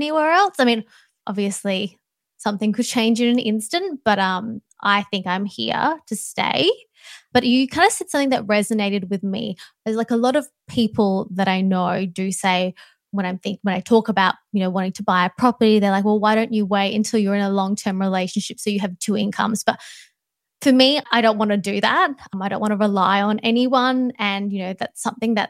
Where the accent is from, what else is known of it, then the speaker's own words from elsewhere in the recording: Perth, Western Australia, Australia; now in Sydney, Australia; I am from Perth, but I live in Sydney